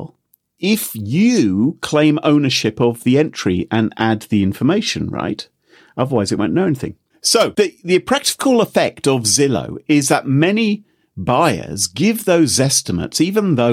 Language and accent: English; United Kingdom; we're all British